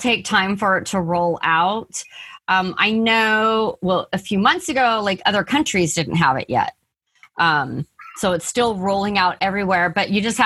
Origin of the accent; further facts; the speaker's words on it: San Diego, California, United States; also born or lived in San Fernando Valley / Apple Valley; I was born in the San Fernando Valley and we moved to San Diego when I was 4. And I've lived in California